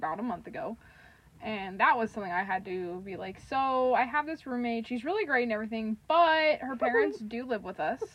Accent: Kansas City, United States; I'm from Kansas City and I'm still in Kansas City

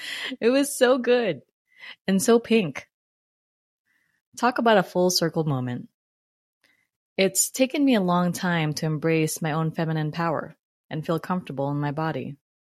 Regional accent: Philippines; Eric, along with Jeter, a young, and my young brother, Ezra, were my first group of friends growing up in the Philippines. That part of my childhood was magical.

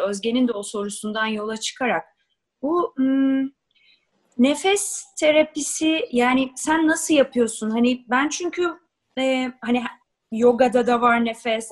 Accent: Ankara, Turkey; Biz Ankaralıyız

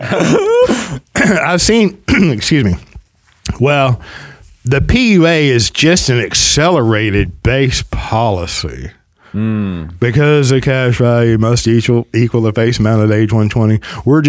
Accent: the South, United States; accent: Southern; also born or lived in Spur, Texas; I'm from the South, and I love my heritage

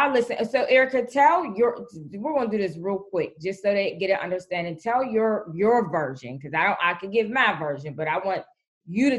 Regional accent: Pittsburgh, Pennsylvania, United States; moved away; I'm a Pittsburgh, PA native

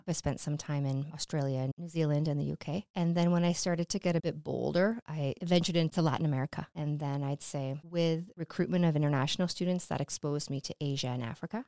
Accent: Sault Ste. Marie, Ontario, Canada; moved away as an adult; I'm from the Sioux originally

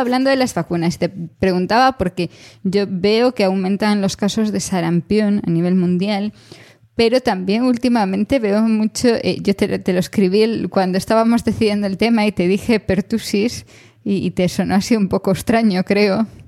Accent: Galicia, Spain; yo como gallega

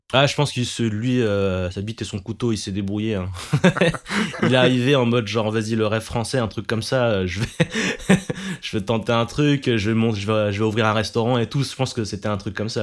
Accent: France; je suis né en France, concrètement, et mes parents, ils sont, sont des immigrés.

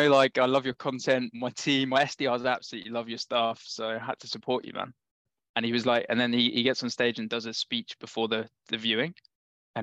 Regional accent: London, United Kingdom; I'm from London

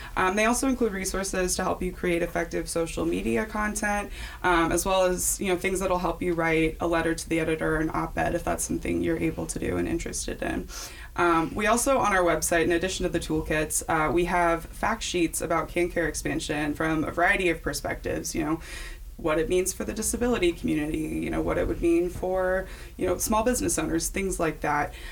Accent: Kansas, United States; also born or lived in St. Louis, Missouri; here in Kansas

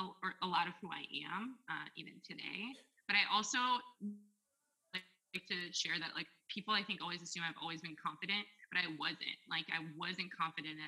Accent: Milwaukee, Wisconsin, United States; moved away as an adult; also born or lived in Sarajevo, Bosnia / Istanbul, Turkey / New York; now in Seattle, United States; I came to Seattle by way of Wisconsin. That's where I went to undergrad and grad school and grew up

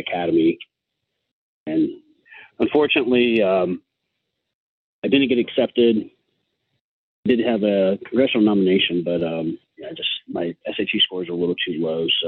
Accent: Lake Wales, Florida, United States; originally I'm from a little town in Florida. It's called Lake Wales

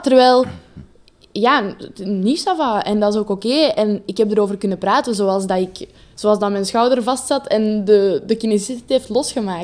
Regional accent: Leuven, Flanders, Belgium; Ik ben een meisje uit Leuven.

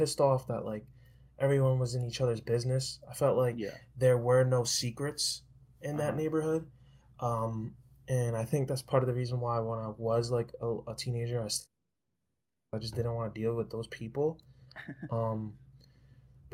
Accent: New York City, New York, United States; moved away as an adult; also born or lived in Long Island, New York; I was born and raised in New York. Was from Queens, then to Long Island, and then back to Queens

